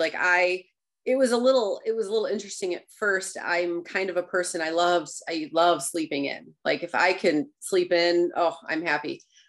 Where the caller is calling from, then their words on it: Rockford, Michigan, United States; Rockford, Michigan.